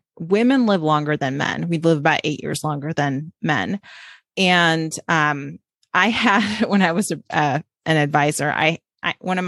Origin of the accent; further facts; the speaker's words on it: Orange County, California, United States; I grew up in Orange County, California.